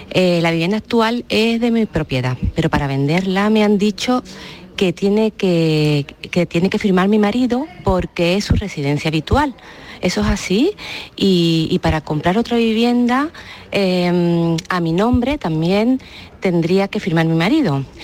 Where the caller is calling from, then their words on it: Marbella, Andalusia, Spain; llamo de Marbella